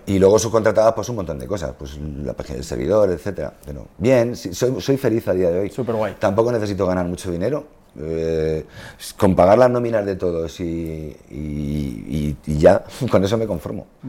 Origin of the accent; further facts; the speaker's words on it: Spain; somos españoles